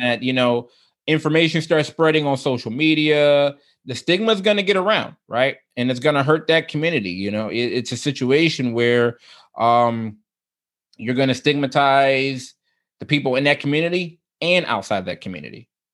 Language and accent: English; United States; I can only speak as an American